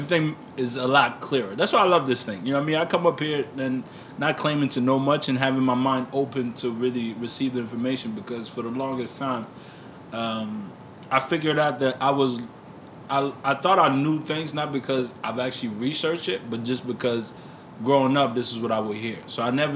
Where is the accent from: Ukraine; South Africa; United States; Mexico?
United States; Maryland; now in Toronto, Canada; I grew up in Maryland